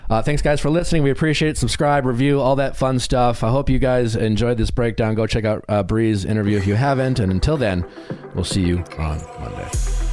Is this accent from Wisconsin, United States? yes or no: yes; Wisconsin, United States; growing up in Wisconsin